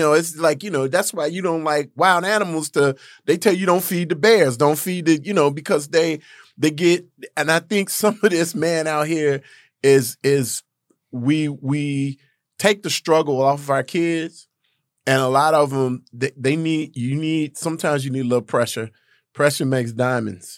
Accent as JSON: {"language": "English", "town": "Gary", "region": "Indiana", "country": "United States", "tie": "born or raised there", "said": "I grew up in Gary, Indiana"}